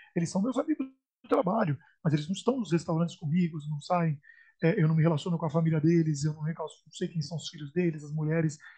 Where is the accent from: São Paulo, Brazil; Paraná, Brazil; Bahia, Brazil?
São Paulo, Brazil; Santos; moved away as an adult; now in Paris, France; eu sou natural de Santos